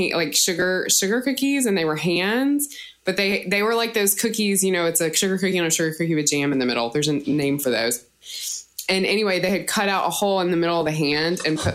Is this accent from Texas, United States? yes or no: no; Nashville, Tennessee, United States; I was born in Nashville and my mom worked for public television there